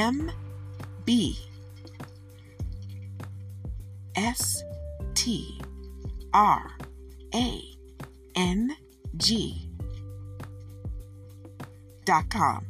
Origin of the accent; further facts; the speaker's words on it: Michigan, United States; I'm from Michigan, and I'm going to say it how I say it. And that's how it is. It's a regional thing